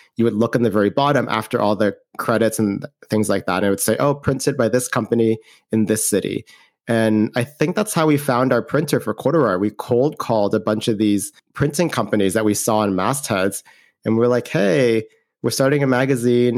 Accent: Canada; moved away as an adult; I'm from Canada, I'm Canadian

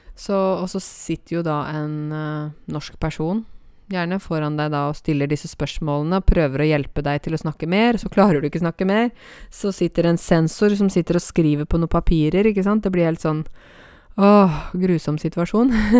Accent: Åmot, Buskerud, Norway; Åmot, der jeg kommer fra

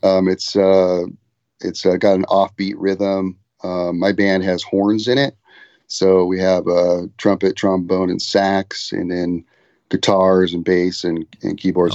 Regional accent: Ventura, California, United States; I grew up in Ventura, California

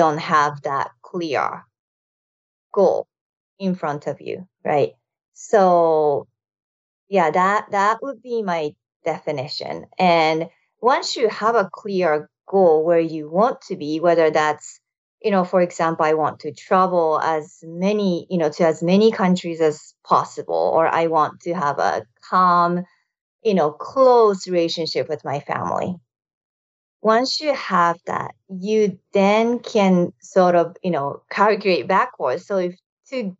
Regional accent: Japan; moved away as an adult; now in United States; I moved to United States from Japan after high school

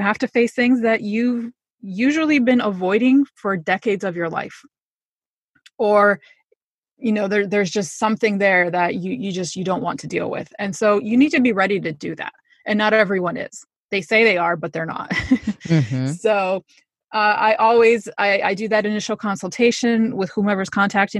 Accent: Connecticut, United States; also born or lived in New York; I grew up in Connecticut, so I'm just kind of in the two areas

